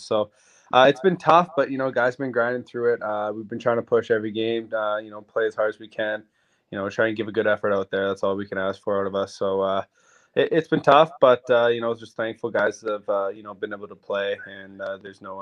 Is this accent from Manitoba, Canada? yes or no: yes; Roblin, Manitoba, Canada; also born or lived in Yorkton, Saskatchewan; I was born in York in Saskatchewan, but I grew up in a tiny town called Roblin, and it's in Manitoba.